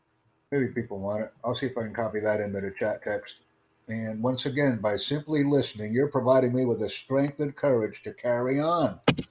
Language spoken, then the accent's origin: English; United States; And of course, I'm from the United States and proud of the fact.